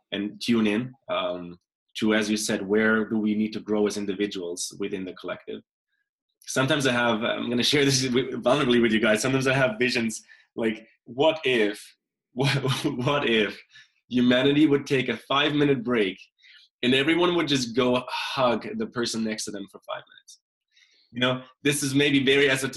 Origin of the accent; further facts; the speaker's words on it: Germany; also born or lived in South America; now in Canada; I was born in Germany. I lived in South America for a couple of years. I live in Canada since a couple of years now